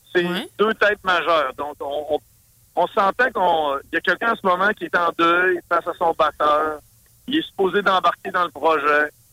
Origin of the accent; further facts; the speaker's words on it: Saguenay, Quebec, Canada; accent: Saguenay; Mon accent Saguenay